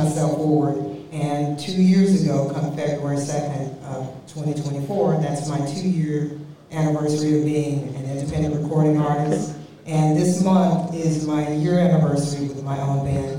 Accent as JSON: {"language": "English", "region": "Mississippi", "country": "United States", "said": "being that I'm from Mississippi"}